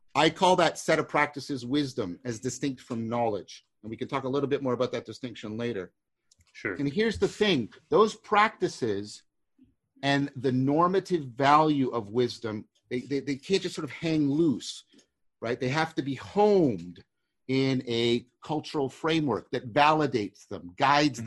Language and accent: English; Canada; I'm a Canadian